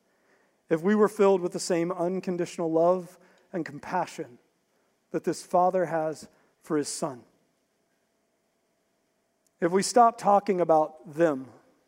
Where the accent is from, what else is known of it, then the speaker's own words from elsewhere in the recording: West Virginia, United States; I grew up in West Virginia